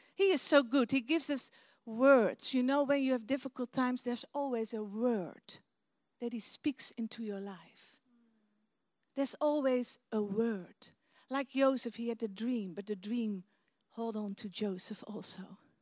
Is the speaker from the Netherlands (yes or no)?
yes; Netherlands; English is a second language; we're from Holland